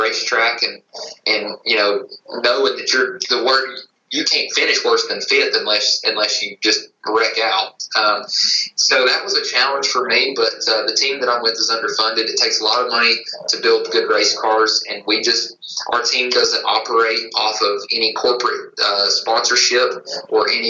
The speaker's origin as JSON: {"language": "English", "region": "East Tennessee", "country": "United States", "tie": "born or raised there", "said": "I'm born and raised in East Tennessee. Still living here today"}